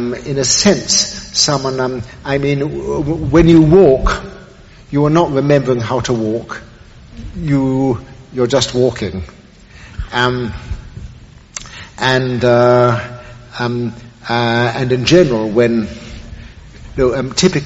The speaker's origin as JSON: {"language": "English", "region": "England", "country": "United Kingdom", "moved": "yes", "lives_now": "New York, United States", "said": "being English"}